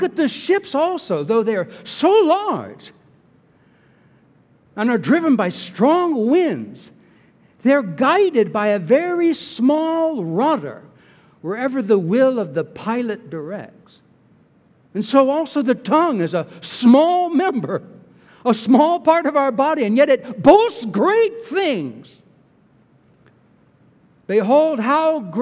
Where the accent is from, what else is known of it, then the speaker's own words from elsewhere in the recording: Bay Area, California, United States; growing up in the Bay Area in California